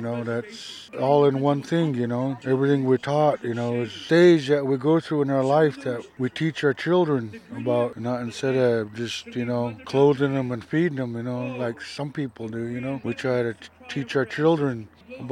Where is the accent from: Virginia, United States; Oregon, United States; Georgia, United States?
Oregon, United States; Celilo; Growing up in Celilo